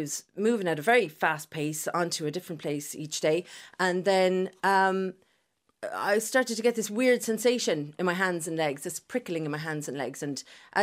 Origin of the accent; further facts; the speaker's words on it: Limerick, Munster, Ireland; I'm from Limerick originally.